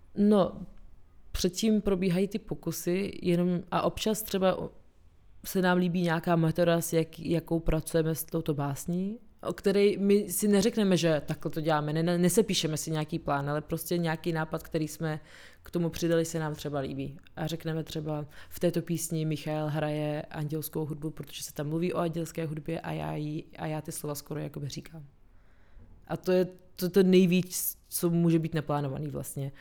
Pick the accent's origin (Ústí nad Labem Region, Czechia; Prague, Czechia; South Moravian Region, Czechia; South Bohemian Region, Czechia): Prague, Czechia; also born or lived in Chechnya, Russia / Moscow, Russia / London, United Kingdom / Cologne, Germany; A pak jsme se přestěhovali v roce 95 do Prahy.